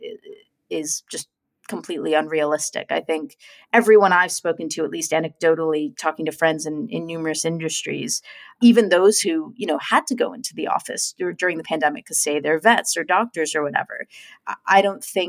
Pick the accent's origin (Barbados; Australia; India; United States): United States; moved away as an adult; now in London, United Kingdom; as an American, though, having moved to London